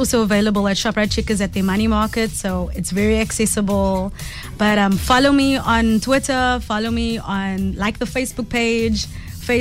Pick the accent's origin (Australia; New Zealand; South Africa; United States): South Africa; also born or lived in Cape Town; as a South African artist